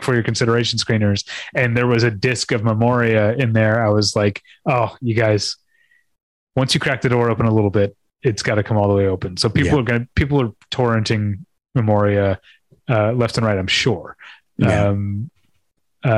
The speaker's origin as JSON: {"language": "English", "town": "St. Louis", "region": "Missouri", "country": "United States", "tie": "born or raised there", "moved": "yes", "said": "I grew up in St. Louis and I was a cinephile in St. Louis"}